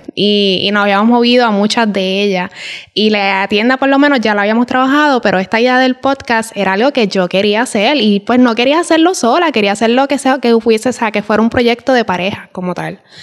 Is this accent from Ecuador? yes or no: no; Puerto Rico; moved away as an adult; En Puerto Rico estamos acostumbrados, por lo menos mi familia, a estar siempre en Yuntá